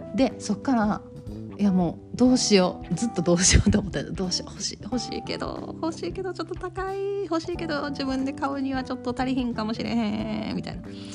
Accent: Kansai, Japan; accent: Kansai dialect

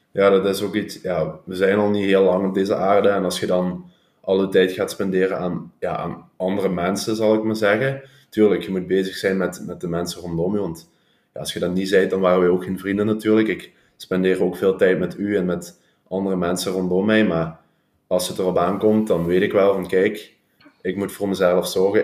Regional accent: Hechtel, Flanders, Belgium; ik kom uit Hechtel. Heb ik heel mijn leven gewoond

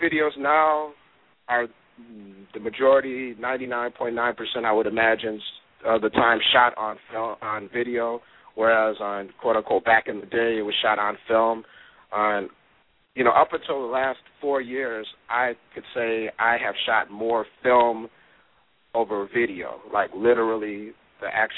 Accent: Milwaukee, Wisconsin, United States; moved away as an adult; also born or lived in Atlanta / Los Angeles; I'm definitely born and raised, product of Milwaukee and Wisconsin

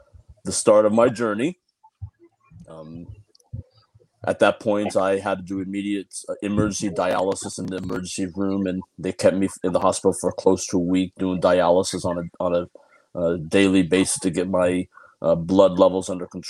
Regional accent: San Diego, California, United States; I'm from San Diego, California

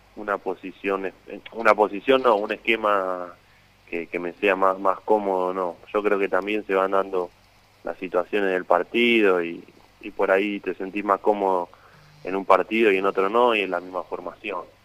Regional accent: Argentina; moved away as an adult; irte de tu país

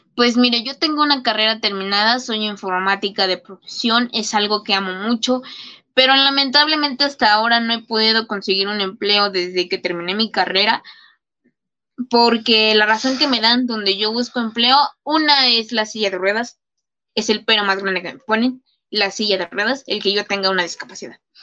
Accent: State of Mexico, Mexico; a mi país, México, y obviamente pues al lugar de donde yo soy, que es el Estado de México, donde yo vivo

